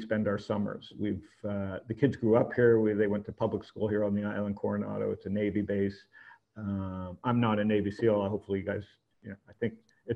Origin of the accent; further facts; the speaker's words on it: Toronto, Ontario, Canada; moved away as an adult; also born or lived in Phoenix; now in San Diego, United States; I grew up in Toronto, a normal, idiotic Jewish kid, upper middle class, very anxious